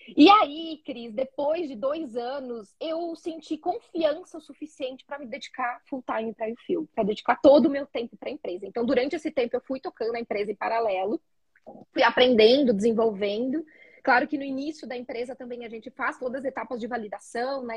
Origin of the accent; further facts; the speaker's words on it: interior of Rio Grande do Sul, Brazil; sou gaúcha do interior do Rio Grande do Sul